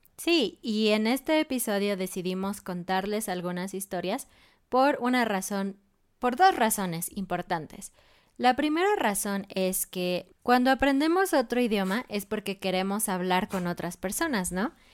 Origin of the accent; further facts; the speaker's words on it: Mexico City, Mexico; yo crecí en Ciudad de México, una ciudad muy grande